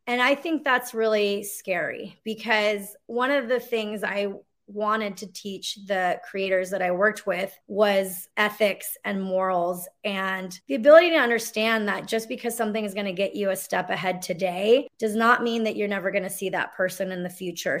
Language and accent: English; Mexico City, Mexico; moved away; also born or lived in Los Angeles; I'm Mexican. I come from, you know, I was born in Mexico City